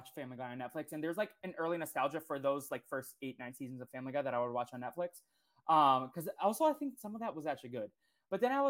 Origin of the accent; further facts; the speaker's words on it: Boston, Massachusetts, United States; moved away; I was from Boston